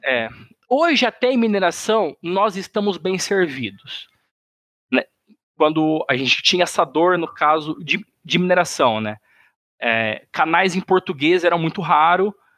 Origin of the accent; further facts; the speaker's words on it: Sinop, Mato Grosso, Brazil; moved away as an adult; also born or lived in São Paulo; now in Florianópolis, Brazil; eu sou natural de São Paulo, mas eu moro no Mato, mas eu morei no Mato Grosso praticamente a vida inteira. 20 anos morei no, no Mato Grosso